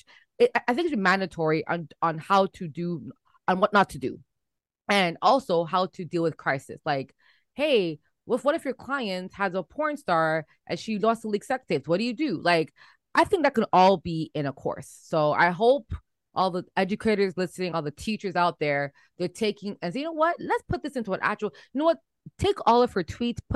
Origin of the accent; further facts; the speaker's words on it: Toronto, Ontario, Canada; we come from Toronto.